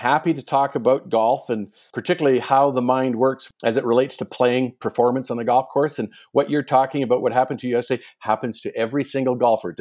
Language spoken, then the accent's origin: English; Vancouver, British Columbia, Canada; I grew up in Vancouver, lived across the street from the Marine Drive Golf Club